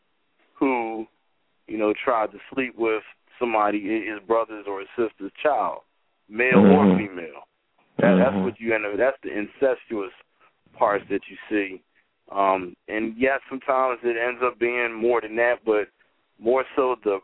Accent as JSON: {"language": "English", "town": "Philadelphia", "region": "Pennsylvania", "country": "United States", "said": "Philly, man. I went to school out in West Virginia."}